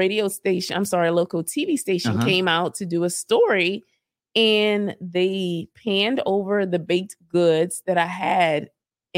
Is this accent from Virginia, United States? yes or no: no; Broussard, Louisiana, United States; she is in Broussard. That is my hometown.